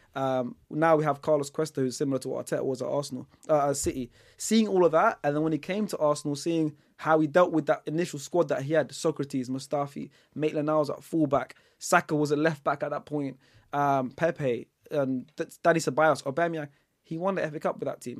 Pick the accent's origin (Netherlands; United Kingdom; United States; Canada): Netherlands; moved away; I was born in the Netherlands